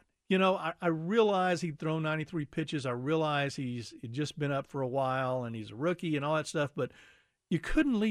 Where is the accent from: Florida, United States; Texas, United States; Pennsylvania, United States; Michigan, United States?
Texas, United States; Houston; moved away; being a longtime Astros fan when I grew up in Houston